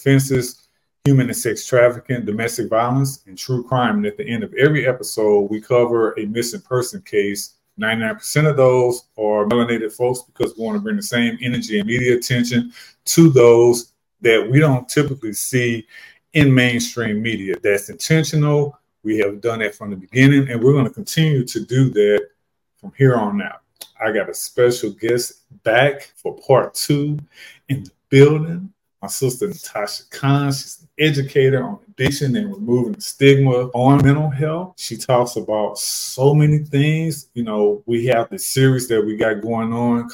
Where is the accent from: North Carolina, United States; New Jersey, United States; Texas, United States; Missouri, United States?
Missouri, United States; St. Louis; I retired as a COVID fire medic from my hometown of St. Louis, Missouri during the pandemic